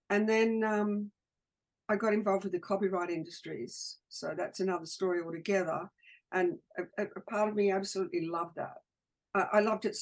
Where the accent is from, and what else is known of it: Australia